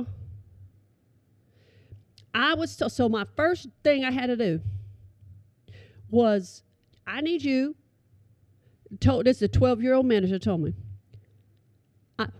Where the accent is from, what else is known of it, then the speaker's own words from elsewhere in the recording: Oklahoma, United States; I'm from Oklahoma